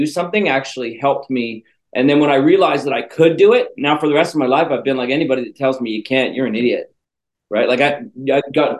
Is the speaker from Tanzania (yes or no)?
no; Canada; moved away; I'm from Canada originally, and in Canada, they make us speak French too